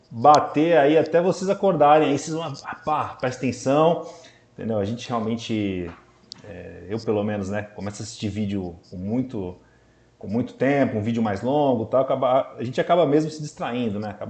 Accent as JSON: {"language": "Portuguese", "town": "Santos", "region": "São Paulo", "country": "Brazil", "said": "nós somos aqui de Santos, né? E a gente tem uma proximidade muito grande com a cidade de São Paulo tal."}